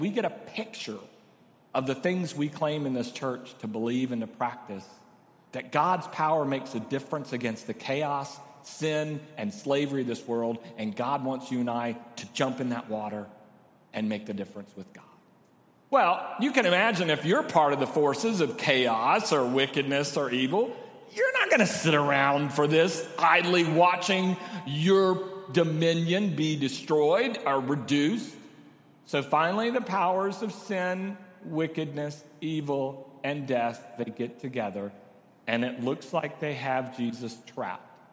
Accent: Corpus Christi, Texas, United States; now in San Antonio, United States; I grew up in Corpus

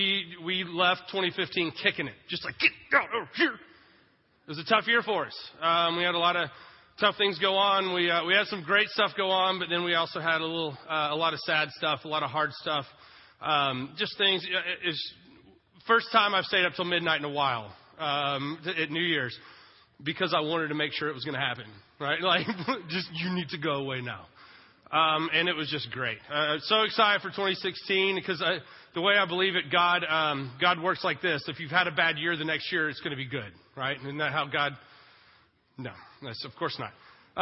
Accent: Texas, United States; Son, we're Jewish and from Texas.

